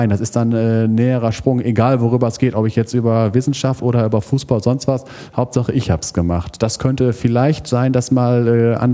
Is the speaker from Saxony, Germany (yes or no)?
no; Kamp-Lintfort, North Rhine-Westphalia, Germany; born there; Ich sage dazu mal Nordrhein-Westfalen, geboren im Prinzip auch im Ruhrgebiet in Kamp-Lindfort über verschiedene Stationen dann, am Ende dann ZVS Kinderlandverschickung, bin ich nach Siegen gekommen